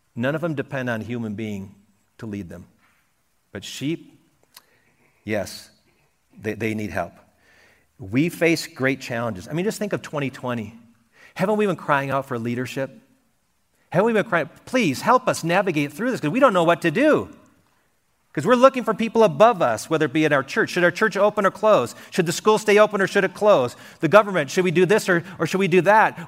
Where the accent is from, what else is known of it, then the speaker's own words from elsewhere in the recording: Wisconsin, United States; moved away; I grew up in Wisconsin, and we could see cows on farms all over the place, but never sheep